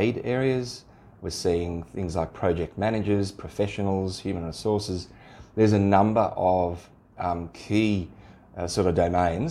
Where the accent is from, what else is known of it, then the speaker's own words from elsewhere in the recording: Sydney, New South Wales, Australia; moved away as an adult; now in Central West, Australia; I grew up in Sydney